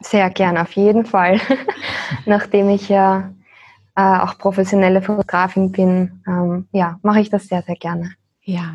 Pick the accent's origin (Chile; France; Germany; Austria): Austria; moved away as an adult; wir sind aus Österreich in der Nähe von Wien